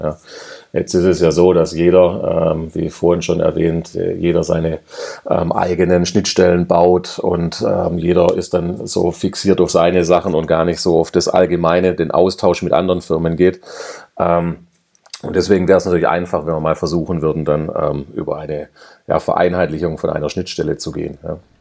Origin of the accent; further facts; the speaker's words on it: Swabia, Germany; ich bin ja Schwabe, ja und wir Schwaben